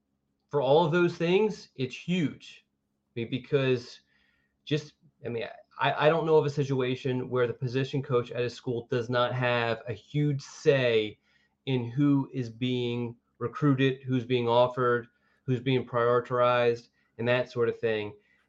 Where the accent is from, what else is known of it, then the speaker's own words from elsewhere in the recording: Philadelphia, Pennsylvania, United States; moved away as an adult; most of the people know I'm from Philadelphia, moved down here to go to school and trying to find something